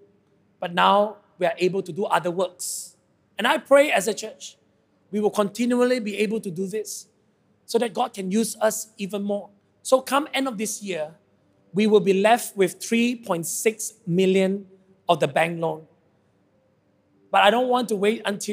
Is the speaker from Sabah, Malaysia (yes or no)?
yes; Sabah, Malaysia; I come from Sabah and I'm very proud to be a Sabahan.